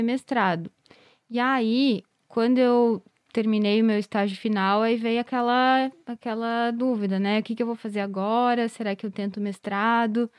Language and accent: Portuguese; Carlos Barbosa, Rio Grande do Sul, Brazil; moved away as an adult; also born or lived in Pelotas / Botucatu; fiz estágio lá na minha cidade, porque daí eu sou de Carlos Barbosa. Então, eu ia, visitava meus pais